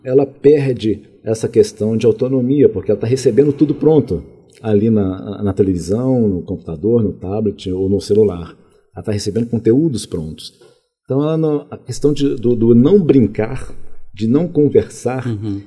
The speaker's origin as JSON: {"language": "Portuguese", "town": "Contagem", "region": "Minas Gerais", "country": "Brazil", "tie": "born or raised there", "also_born_or_lived": "Belo Horizonte / Rio de Janeiro", "said": "Nasci em Belo Horizonte, depois eu fui para o Rio de Janeiro. Fiquei lá até os sete anos de idade é, morei lá no, na, na, favela do Morro de São Carlos, depois na favela de, de Quitungo, na Penha. Depois nós viemos aqui para Minas Gerais, fui morar em Contagem, e aí fui criado lá em Contagem"}